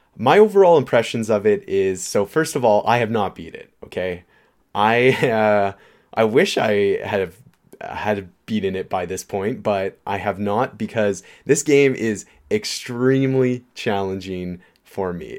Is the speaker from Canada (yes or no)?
yes; Canada; we're Canadian